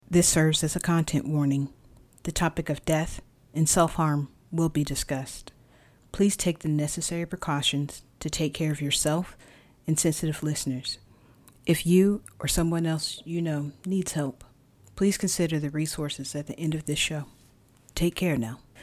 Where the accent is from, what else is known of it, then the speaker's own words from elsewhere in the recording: the South, United States; I grew up Baptist in the South.